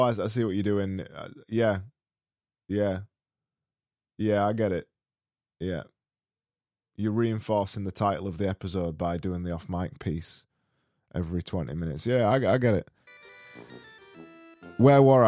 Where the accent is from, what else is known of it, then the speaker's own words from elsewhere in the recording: United Kingdom; me being British